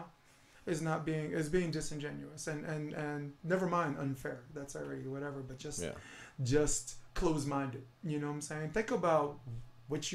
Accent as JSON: {"language": "English", "town": "New York City", "region": "New York", "country": "United States", "tie": "born or raised there", "said": "I'm born and raised on Flatbush Avenue"}